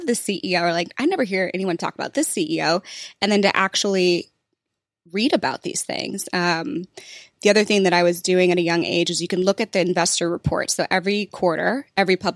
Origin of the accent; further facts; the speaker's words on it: St. Louis, Missouri, United States; moved away; also born or lived in San Francisco; I'm from St. Louis